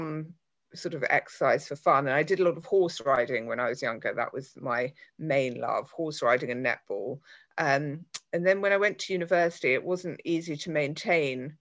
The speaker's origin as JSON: {"language": "English", "region": "London", "country": "United Kingdom", "also_born_or_lived": "Canterbury", "moved": "as an adult", "said": "I'm from London, but I moved to a place called Canterbury for work."}